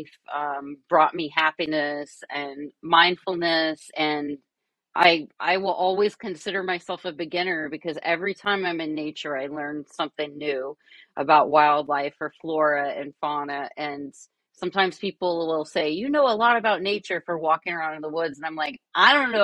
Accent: Kentucky, United States; also born or lived in Brooklyn, New York; now in Catskills, United States; I'm originally from Kentucky, so I grew up in nature.

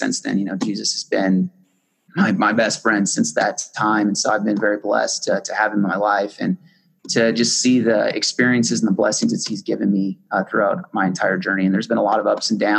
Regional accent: Southwest, United States; also born or lived in Las Cruces, New Mexico / Tucson, Arizona; I grew up most of my life in either Arizona or New Mexico. So I grew up in a small town in Las Cruces, New Mexico, and then I also grew up in Tucson, Arizona

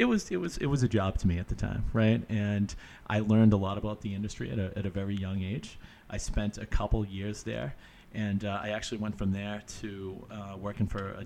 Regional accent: Stoneham, Massachusetts, United States; I actually grew up in Stoneham, Mass, right outside Boston, 20 minutes north of the city. And for me, my story kind of starts, I'm 35 now

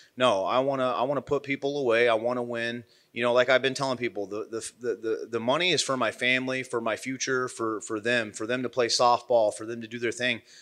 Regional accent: Midwest, United States; I'm from the Midwest

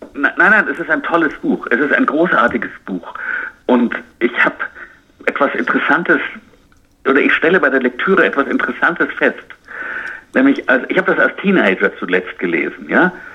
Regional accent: United States; bei uns in Amerika

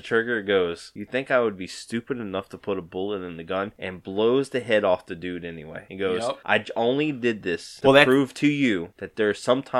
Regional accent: Louisiana, United States; As a white kid from Louisiana

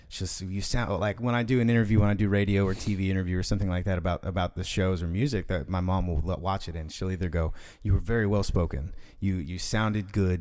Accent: Fort Worth, Texas, United States; I was born and raised in D F

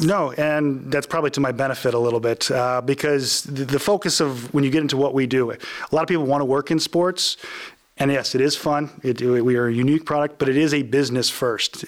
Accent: Lancaster, Ohio, United States; I grew up in Lancaster, went to undergrad at Ohio State

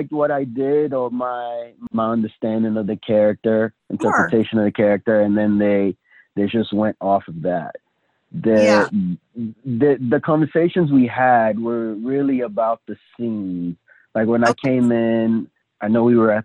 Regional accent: Côte d’Ivoire; moved away; I'm from the Ivory Coast. It's a French-speaking

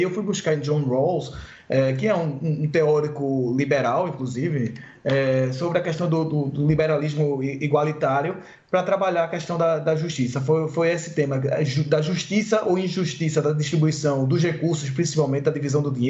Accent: Recife, Pernambuco, Brazil; sempre no Recife, né, de, de onde eu sou

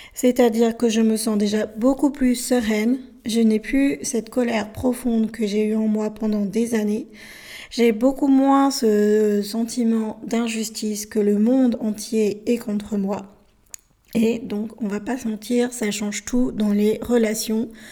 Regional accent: France; also born or lived in Bolivia; Je suis française, mais je suis née en Bolivie. J'ai été adoptée à l'âge de 13 mois, mois dans, ce pays qui se situe au milieu de l'Amérique du Sud et je suis arrivée en France

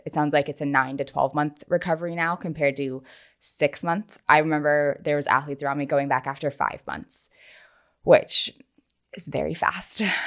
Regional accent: North Carolina, United States; also born or lived in Los Angeles; now in Charleston, United States; originally from North Carolina, and we are so excited to be back in the South

